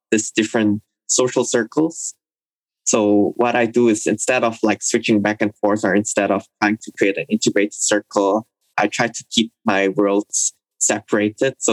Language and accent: English; Cirebon, West Java, Indonesia; also born or lived in Singapore / Jakarta / Shanghai / Hong Kong; So I was born in Singapore to Hong Kong Indonesian parents. Since then, I've lived in a lot of different places across Asia. I spent some time in Jakarta, as well as my hometown, which is Cirebon in West Java, Indonesia.